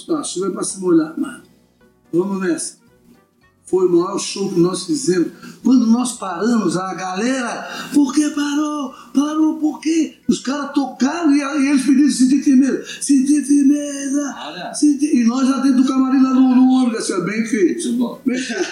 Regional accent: Florianópolis, Santa Catarina, Brazil; Eu sou de Florianópolis

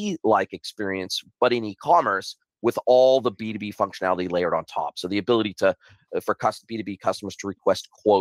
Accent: Southern California, United States; moved away as an adult; now in New Zealand; I grew up in Southern California, and I was already living on my own at this stage

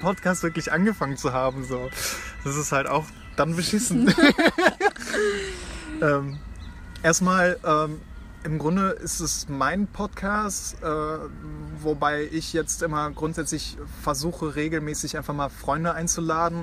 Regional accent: Aachen, North Rhine-Westphalia, Germany; ich komme aus Aachen

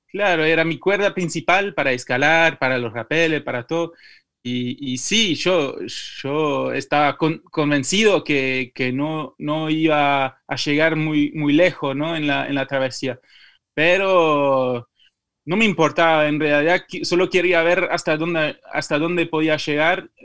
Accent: Belgium; Spanish is a second language; moved away; also born or lived in Madrid; aprendí el español acá porque cuando, cuando, crecí, cuando en Bélgica ya, eh, ya estaba creciendo con tres idiomas, eh, francés, flamenco y inglés

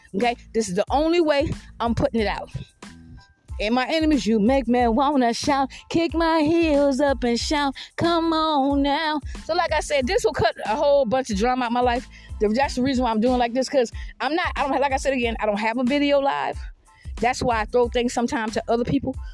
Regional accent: Georgetown, South Carolina, United States; also born or lived in Richland County, South Carolina / Irmo, South Carolina / Red Bank, Lexington County, South Carolina; I've never lived on the outside of South Carolina in my fucking life. I'm from Georgetown, South Carolina.

